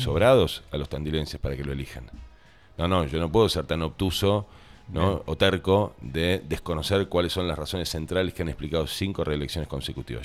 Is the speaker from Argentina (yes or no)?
yes; Argentina